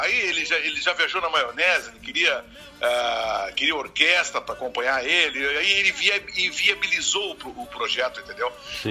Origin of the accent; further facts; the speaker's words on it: Uruguaiana, Rio Grande do Sul, Brazil; now in Porto Alegre, Brazil; embora eu seja interiorano, sou de Uruguaiana